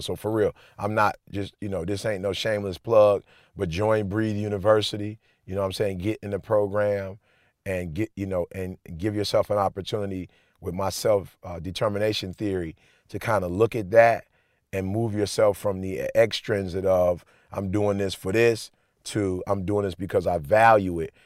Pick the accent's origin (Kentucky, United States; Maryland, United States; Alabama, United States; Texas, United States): Alabama, United States; now in Michigan, United States; I went to Oakwood, so I grew up in Alabama